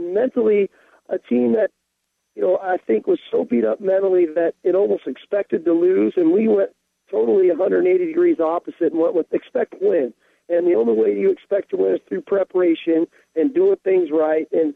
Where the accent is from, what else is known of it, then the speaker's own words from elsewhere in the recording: Southern California, United States; moved away as an adult; now in Seattle, United States; growing up in the Pac-10 and in Southern California